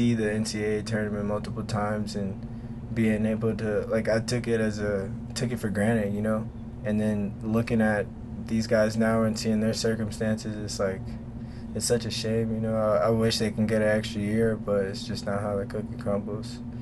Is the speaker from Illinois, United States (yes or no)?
no; Nebraska, United States; growing up in Nebraska